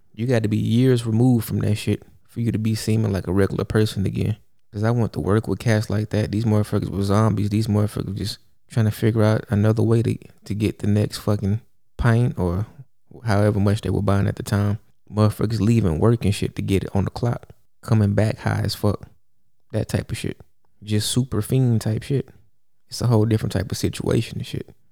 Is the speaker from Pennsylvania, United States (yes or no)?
no; Houston, Texas, United States; I grew up in Houston, Texas, where lean is a real thing